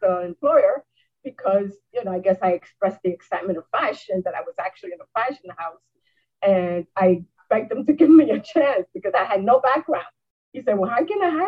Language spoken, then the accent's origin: English; New York City, New York, United States; also born or lived in Puerto Rico; now in Albany, United States; I was born and raised in New York City